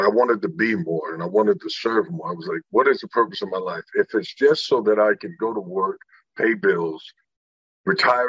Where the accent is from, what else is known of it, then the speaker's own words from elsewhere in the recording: Indiana, United States; I was born in Indiana